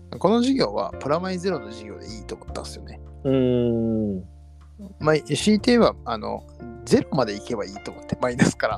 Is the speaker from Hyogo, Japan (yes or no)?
yes; Kobe, Hyogo, Japan; 塩屋、まあまあ、歩いて行ける距離が僕が育った町なんですけど